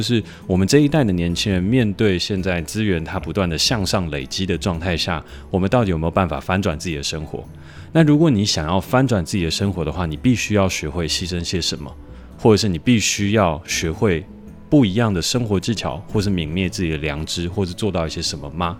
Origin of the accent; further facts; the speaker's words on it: Hsinchu, Hsinchu City, Taiwan; 我从小其实就在新竹科学园区长大